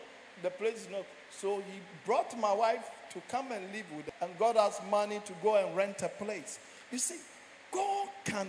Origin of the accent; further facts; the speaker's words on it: Nigeria; now in Ghana; When I came from Nigeria